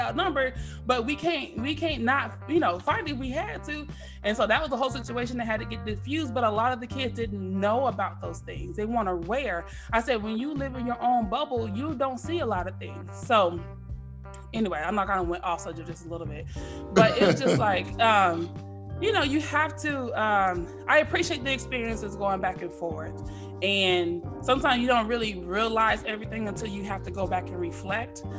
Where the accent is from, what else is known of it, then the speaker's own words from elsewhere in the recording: Dallas, Texas, United States; accent: Texas twang; also born or lived in San Jose, California; I was born in San Jose, California. I'm a Cali girl, but I was raised in Texas.